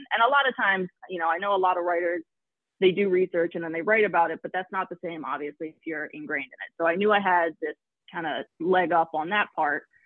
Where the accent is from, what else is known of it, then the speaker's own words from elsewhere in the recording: Philadelphia, Pennsylvania, United States; I'm from Philly, uh, born and raised either in the suburbs or in the actual city